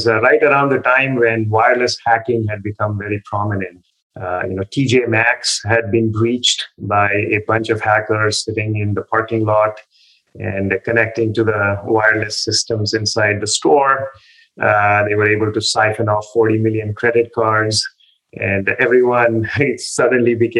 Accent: India; moved away as an adult; also born or lived in Delhi, India / Cambridge, United States; I was born and brought up in India.

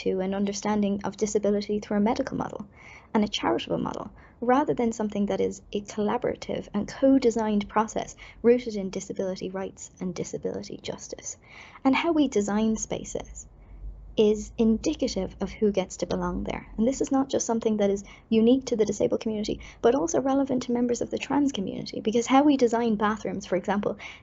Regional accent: Ireland; as an Irish person

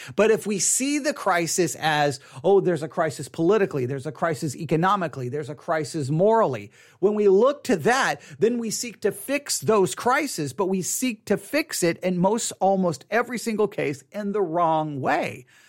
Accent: Texas, United States; I'm a Texan

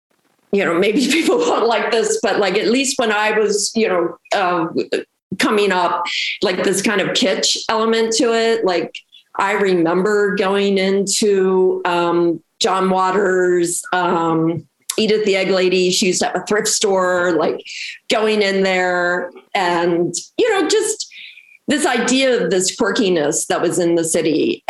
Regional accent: Baltimore, Maryland, United States; moved away as an adult; also born or lived in Jersey City, New Jersey; I grew up in Baltimore. I'm originally from Baltimore. Yeah. And so I actually grew up in the Medfield Hamden area.

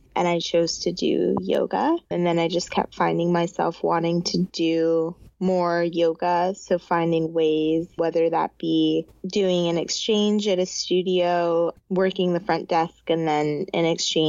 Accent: New York, United States; also born or lived in Zimbabwe; So I was born in Zimbabwe and I left there when I was 2.5. And then we've lived in a bunch of different places, but starting at age like 11, I grew up in upstate New York

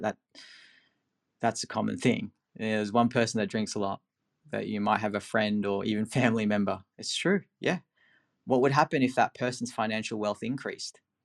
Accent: Philippines; moved away; I'm from the Philippines originally

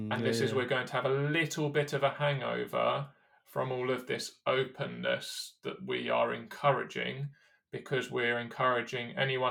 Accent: United Kingdom; especially as a British athlete at London.

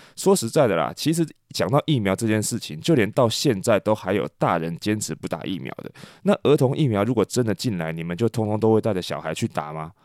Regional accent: Taiwan; 不是我们台湾人讲的那种酒店

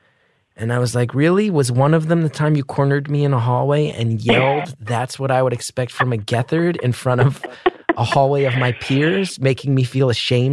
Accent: New Jersey, United States; We were raised in North Jersey

